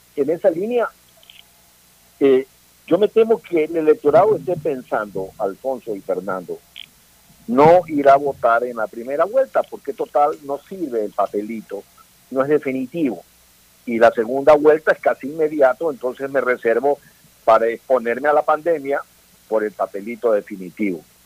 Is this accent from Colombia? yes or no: no; Ecuador; como ecuatorianos